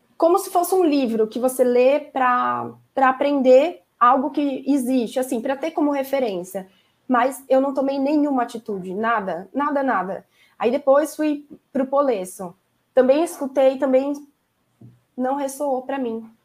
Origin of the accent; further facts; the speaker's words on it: São Paulo, Brazil; moved away as an adult; now in Santos, Brazil; Eu moro em Santos agora, eu sou de São Paulo, mas a gente mudou no meio da pandemia para cá